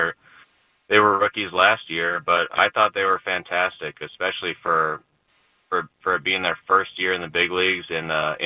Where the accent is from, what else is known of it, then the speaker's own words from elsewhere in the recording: California, United States; moved away as an adult; I grew up in California, so I actually didn't start surfing until I was in pro ball